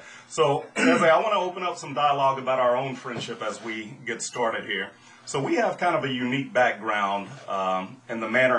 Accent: Louisiana, United States; but I was born and raised in South Louisiana. Now, to most people, I have no accent.

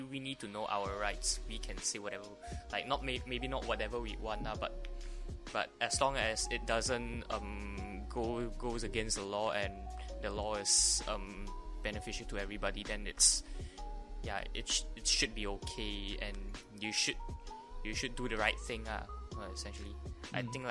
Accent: Malaysia; I am proud to be a Malaysian.

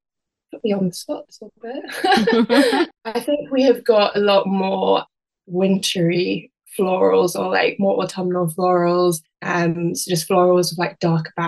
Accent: Isle of Man; also born or lived in West Midlands, United Kingdom; I was born in the West Midlands, but then when I was around 8 or 9, we moved to the Isle of Man. And I don't know if you've ever heard an accent before, but it's a really kind of unusual accent

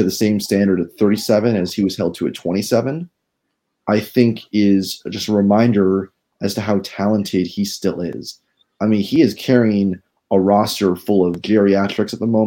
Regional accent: Seattle, Washington, United States; growing up in Seattle for much of my childhood

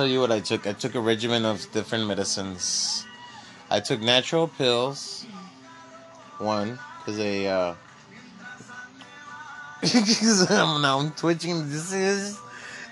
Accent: Texas, United States; I'm a Texan

